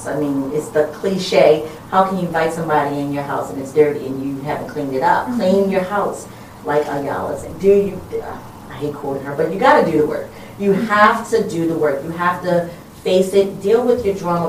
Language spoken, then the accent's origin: English; Baltimore, Maryland, United States; I have lived here all my life, born and raised in West Baltimore